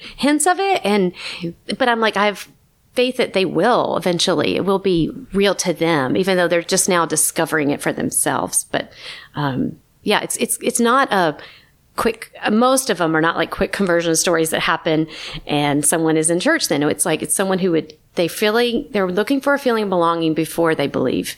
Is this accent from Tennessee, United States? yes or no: yes; Chattanooga, Tennessee, United States; now in Los Angeles, United States; I grew up in Chattanooga